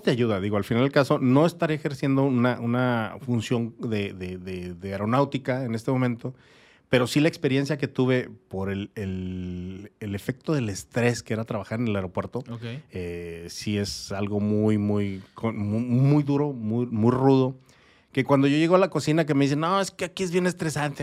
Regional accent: Torreón, Coahuila, Mexico; moved away as an adult; also born or lived in Sierra de Chihuahua; now in Tijuana, Mexico; yo no soy de aquí, yo soy de Torreón, Coahuila. Pero mucho tiempo en mi niñez estuve ahí en, en la Sierra de Chihuahua

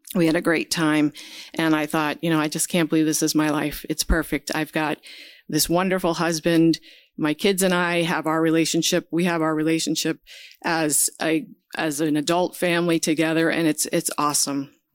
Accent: New Jersey, United States; So I grew up in New Jersey.

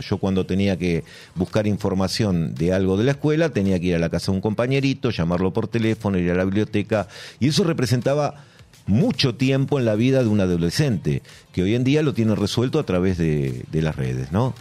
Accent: Buenos Aires, Argentina; nací y me nací no, pero me crié en Almagro

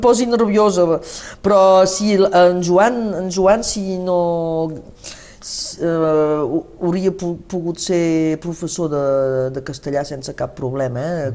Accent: Saint-Nazaire, Occitania, France; el meu poble de Sant Nazari

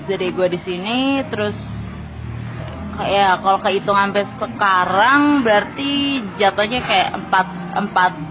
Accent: East Nusa Tenggara, Indonesia; aku aslinya dari Flores dari Kabupaten Nagikeo tepatnya

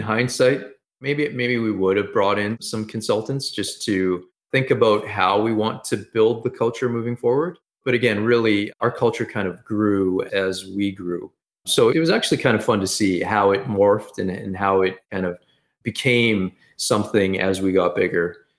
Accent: Edmonton, Alberta, Canada; I've always been, lived here in, in Canada, in Edmonton, Alberta.

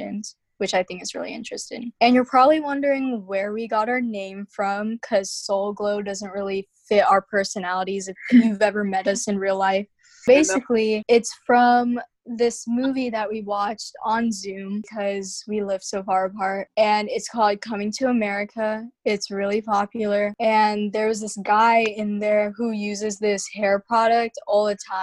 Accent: Huntsville, Alabama, United States; also born or lived in Anchorage, Alaska; I was originally born in Anchorage, Alaska, but we moved to Huntsville when I was really young

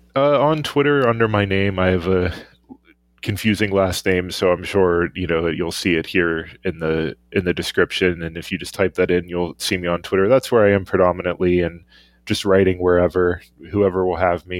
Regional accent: Pittsburgh, Pennsylvania, United States; my hometown Pittsburgh Penguins.

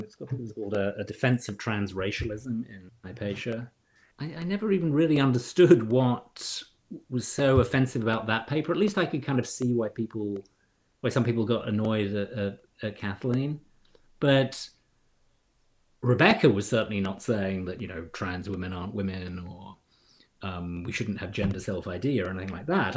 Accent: United Kingdom; moved away as an adult; also born or lived in London, United Kingdom; now in Cambridge, Massachusetts, United States; I grew up in in Britain

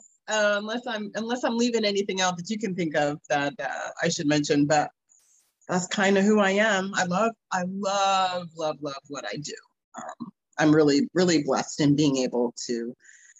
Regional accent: New Jersey, United States; moved away as an adult; also born or lived in Boston / Manhattan / Florida; I grew up in New Jersey. I was born in Boston, but I'm a Jersey girl.

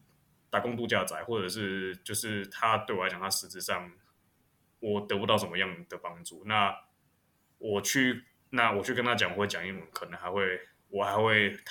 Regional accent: Taiwan; 就是我在国外，我从来不会承认我是台，我从来不会讲我是台湾人。

